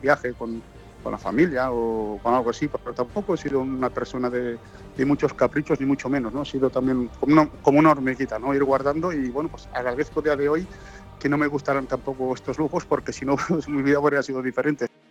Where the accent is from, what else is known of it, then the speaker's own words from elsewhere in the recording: Tàrrega, Catalonia, Spain; moved away as an adult; also born or lived in Madrid / Lisbon / India / Belgium; mi pueblo, en Tarrega